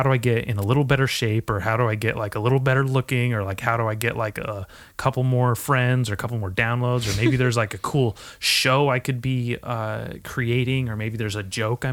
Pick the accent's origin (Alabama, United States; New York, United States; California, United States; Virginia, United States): California, United States; Nipomo; moved away; the places I grew up in Napomo